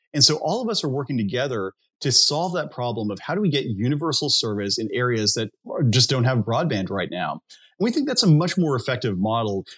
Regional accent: United States; as an American citizen, I who grew up in a rural area

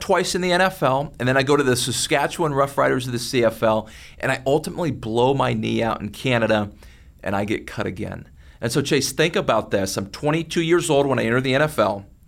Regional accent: McKinney, Texas, United States; growing up in McKinney, Texas

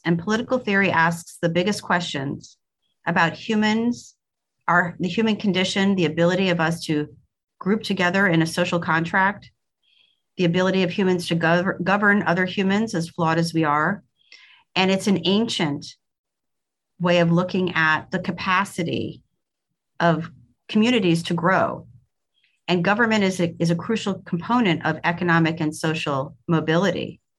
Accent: Brooklyn, New York, United States; accent: Brooklyn; also born or lived in Madison / Austin; now in Louisville, United States; My accent was much more Brooklyn in those days. Keep in mind that this was a long time ago. So I did live in Madison for 4 years.

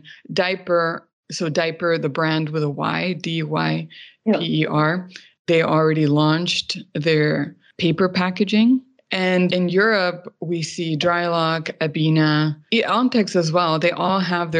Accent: Mexico; I grew up in Mexico

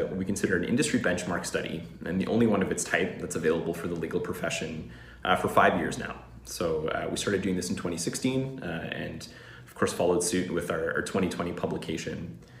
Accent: Vancouver, British Columbia, Canada; my hometown is Vancouver, BC, Canada

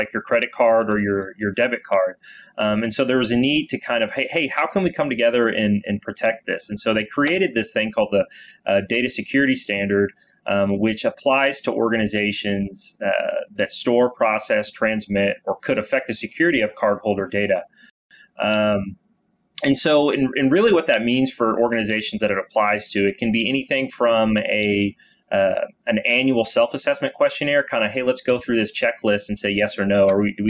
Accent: Dallas, Texas, United States; Yeah. So I born and raised in Dallas. I started at Weaver about 8 years ago now.

